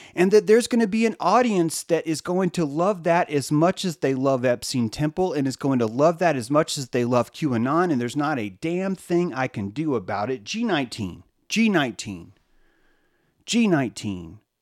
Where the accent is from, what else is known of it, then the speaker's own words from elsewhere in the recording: the South, United States; growing up in the South